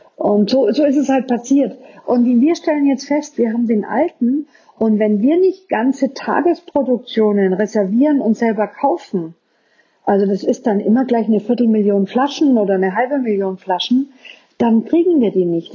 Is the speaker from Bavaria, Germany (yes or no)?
yes; Franconia, Bavaria, Germany; bei uns in Franken